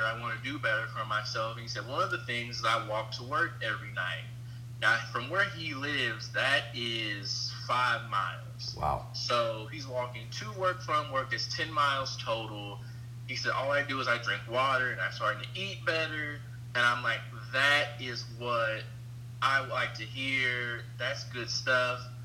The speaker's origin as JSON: {"language": "English", "town": "Evansville", "region": "Indiana", "country": "United States", "said": "I'm from Evansville, Indiana, and you know where I, I where I live, I feel like we get overlooked as a city a lot"}